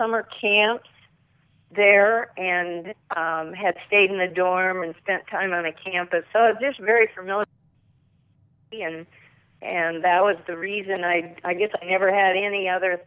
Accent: Gregory, South Dakota, United States; I grew up on a farm in central South Dakota, south of Dallas, South Dakota, by Gregory. I went to high school in Gregory

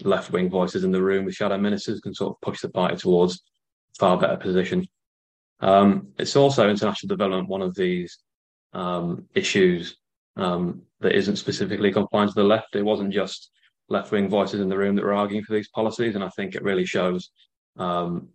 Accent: Beverley, Yorkshire and the Humber, United Kingdom; I'm from Beverley

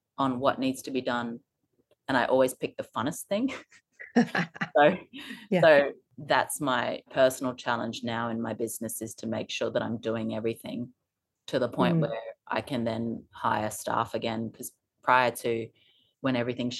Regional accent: Townsville, Queensland, Australia; now in Sunshine Coast, Australia; We grew up in Townsville

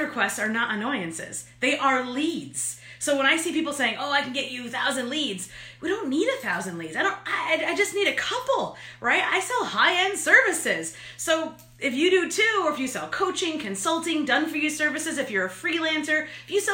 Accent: New York, United States; I'm an Italian from New York.

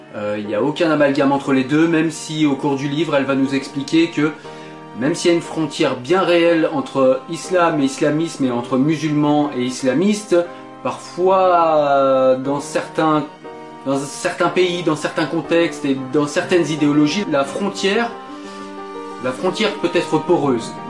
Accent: France; je suis français

